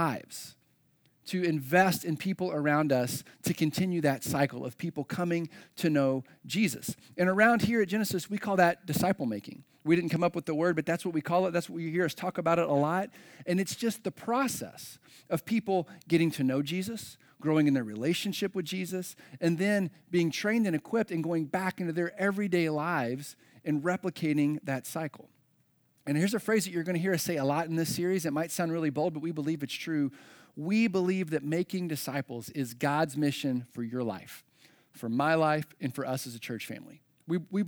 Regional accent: Floyds Knobs, Indiana, United States; now in Carmel, United States; my hometown, the metropolis of Floyd's Knobs, Indiana

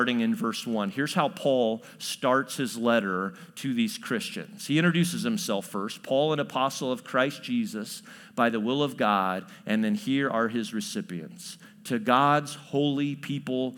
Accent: Chatham, Illinois, United States; also born or lived in New Berlin, Illinois; I grew up in Central Illinois. And so I went to Chatham Glenwood High School

